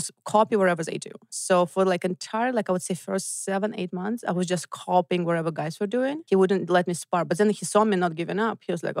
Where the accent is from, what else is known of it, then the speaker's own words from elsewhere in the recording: Voronezh, Voronezh Oblast, Russia; moved away; I grew up in Voronezh. It's southeast of Moscow, like 6 hour drive.